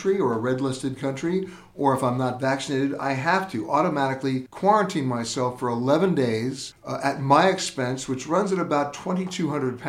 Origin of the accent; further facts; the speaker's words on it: United States; As an American